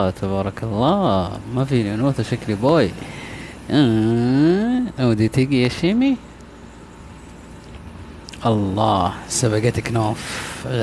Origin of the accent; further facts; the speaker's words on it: Taif, Makkah Province, Saudi Arabia; also born or lived in Jeddah / Mecca / Medina / Riyadh; آه أنا من جدة لا أنا من الطائف بس آه سكنت في جدة أو عشت في جدة أو عشت في مكة عشت في المدينة